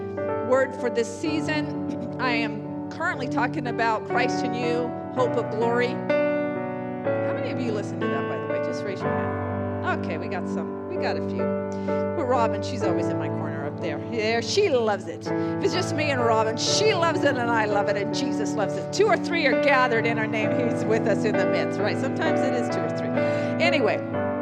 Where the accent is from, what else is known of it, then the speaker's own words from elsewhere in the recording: San Jose, California, United States; also born or lived in India; I was born in Good Samaritan Hospital in San Jose